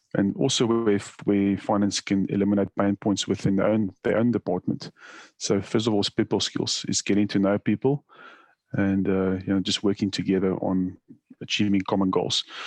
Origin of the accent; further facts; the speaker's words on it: South Africa; moved away as an adult; now in Australia; when I immigrated to Australia, I'm originally from South Africa